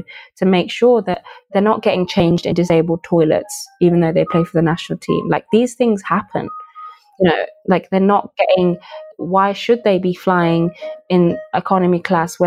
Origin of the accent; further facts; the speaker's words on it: Birmingham, West Midlands, United Kingdom; also born or lived in Nigeria; I was raised in Birmingham. I was born in Nigeria